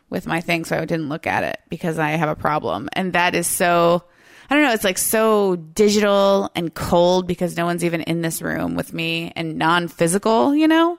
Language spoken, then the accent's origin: English; Florida, United States; now in Seattle, United States; I'm from the South, I'm from Florida